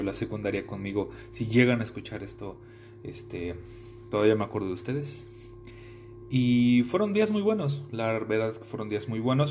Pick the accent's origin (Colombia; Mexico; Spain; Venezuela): Mexico; Mexico City; moved away as an adult; now in Querétaro, Mexico; Yo soy originario de la Ciudad de México. Eh, nací un 6 de marzo de 1995 en la delegación Gustavo Madero